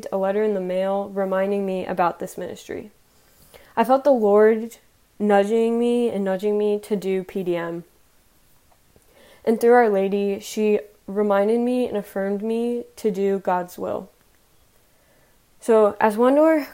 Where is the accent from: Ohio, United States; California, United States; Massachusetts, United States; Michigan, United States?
Ohio, United States; Columbus; now in Dayton, United States; I'm originally from Columbus, Ohio